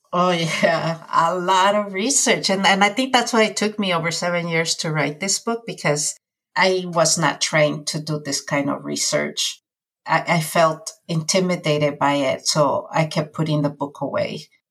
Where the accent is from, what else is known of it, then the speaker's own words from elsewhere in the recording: California, United States; also born or lived in Mexico; So I have been here since I was nine and a half and now I'm 46. So I've spent most of my life here in California.